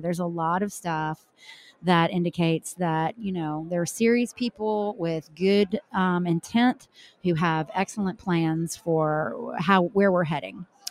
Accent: the South, United States; as a Southerner

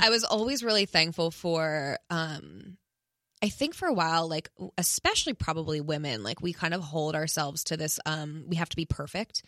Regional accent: East Coast, United States; now in Los Angeles, United States; I'm from the East Coast and I wanted to live in New York, you know, my whole life

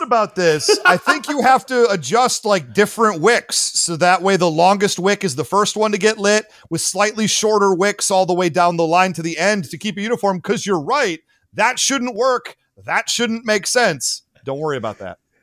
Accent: Michigan, United States; my home state of Michigan

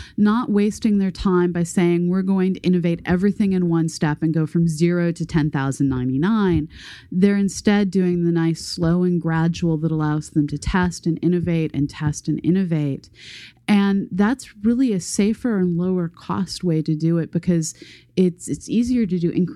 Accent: United States; my generation, growing up in the United States

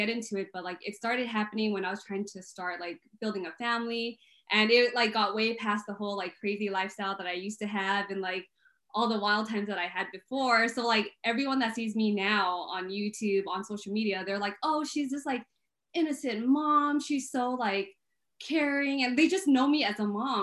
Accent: El Monte, California, United States; I'm from the LA area. I was born and raised out here. From El Monte most of my life

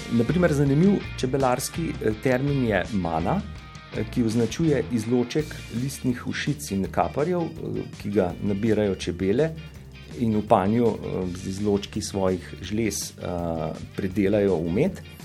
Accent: Slovenia; smo Slovenci

